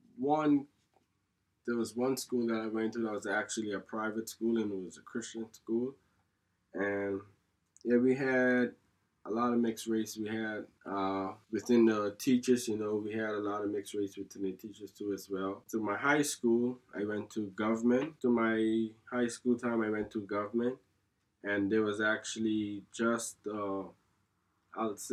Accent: Turks & Caicos Islands; moved away as an adult; I'm from the Turks and Caicos, and like I said, I grown up most of my time just being home

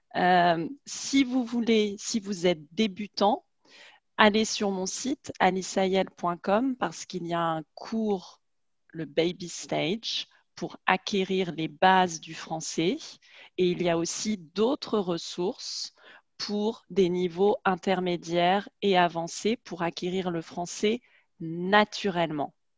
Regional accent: France; on est française, on a la même culture

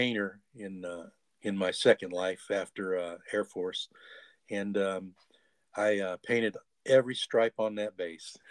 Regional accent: St. Louis, Missouri, United States; we're from St. Louis

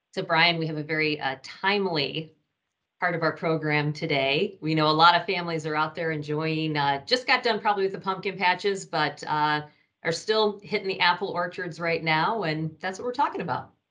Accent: Michigan, United States; now in Ohio, United States; I grew up in Michigan, which was even worse.

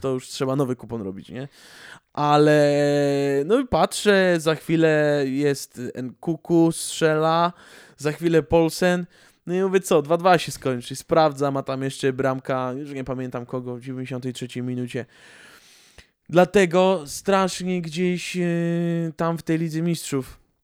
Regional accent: Greater Poland, Poland; z Wielkopolski pochodzę

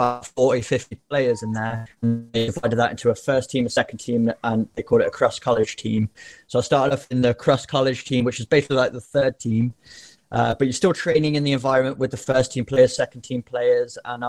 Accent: England, United Kingdom; So I grew up in England, just playing like every other normal lad does.

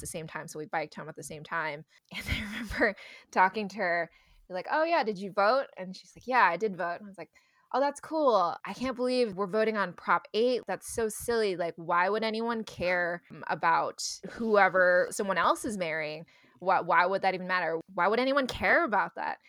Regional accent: Bay Area, California, United States; Growing up in the Bay Area, surrounded by a lot of liberal views

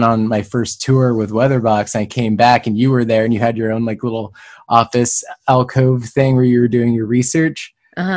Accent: San Diego, California, United States; also born or lived in Los Angeles; I was born in San Diego, raised in San Diego

